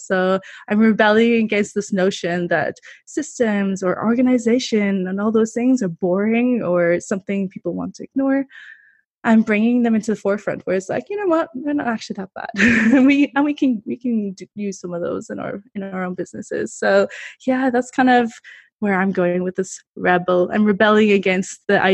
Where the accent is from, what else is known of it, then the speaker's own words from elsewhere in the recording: Ireland; moved away as an adult; also born or lived in Taiwan; now in Costa Rica; I'm originally from Ireland